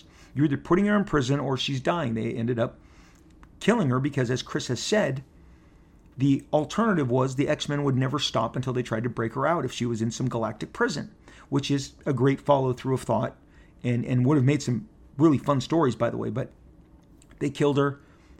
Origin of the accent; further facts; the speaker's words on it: Canada; The character's from Canada. I'm from Canada.